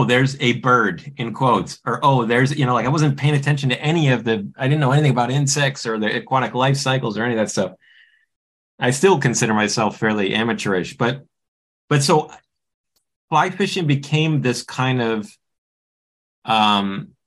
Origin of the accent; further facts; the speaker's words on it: Midwest, United States; I'm from the Midwest